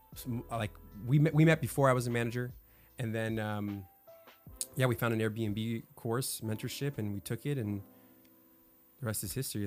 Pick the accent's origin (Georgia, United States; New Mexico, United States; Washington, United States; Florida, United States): Florida, United States; now in California, United States; I was born in California and moved to Florida